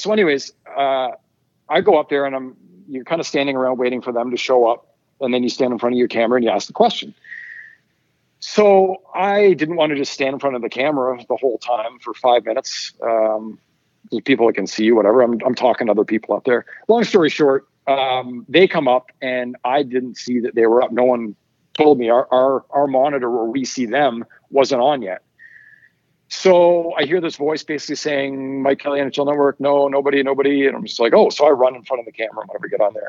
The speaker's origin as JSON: {"language": "English", "town": "Ottawa", "region": "Ontario", "country": "Canada", "tie": "born or raised there", "also_born_or_lived": "Vancouver / Toronto", "moved": "yes", "said": "I, lived in Ottawa for a long time growing up"}